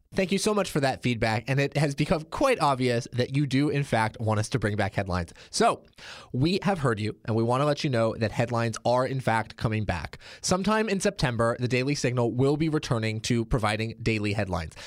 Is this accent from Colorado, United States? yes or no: no; Oregon, United States; my home state, Oregon